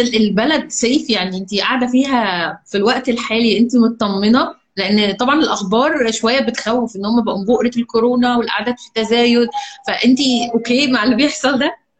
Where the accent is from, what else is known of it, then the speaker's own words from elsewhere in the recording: Egypt; عندنا في مصر